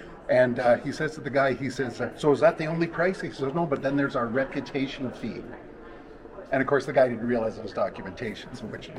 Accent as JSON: {"language": "English", "region": "British Columbia", "country": "Canada", "said": "up where we're from, which of course everybody knows is from British Columbia, Canada"}